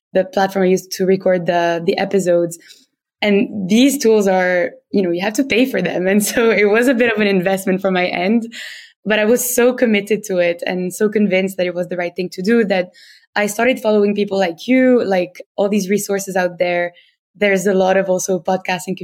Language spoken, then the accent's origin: English; Tunisia; accent: French; English is a second language; moved away as an adult; now in London, United Kingdom; I'm originally from Tunisia. So if you have any French-speaking listeners, they will probably spot my French accent when I'm speaking in English